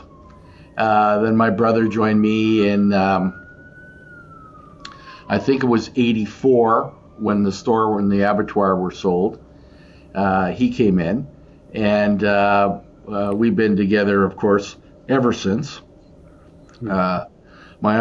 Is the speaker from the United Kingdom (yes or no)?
no; Portage la Prairie, Manitoba, Canada; growing up in an agricultural family and a grocery store, corner grocery store, much like your grandfather in a different town in Portage